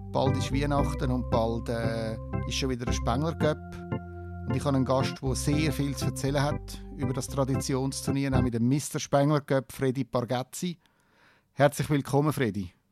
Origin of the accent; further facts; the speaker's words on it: Davos, Graubünden, Switzerland; Ja, ich bin äh, in Davos aufgewachsen.